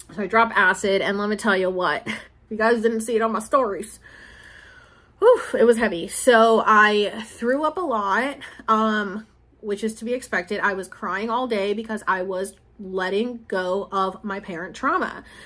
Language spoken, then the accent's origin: English; Puerto Rico; this is my roots. These are my people. I'm from Puerto Rico, and like I'm from Puerto Rico.